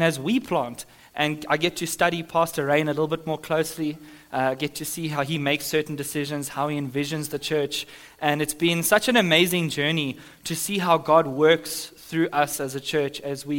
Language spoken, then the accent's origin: English; Johannesburg, Gauteng, South Africa; moved away; I'm from Sandton in Joburg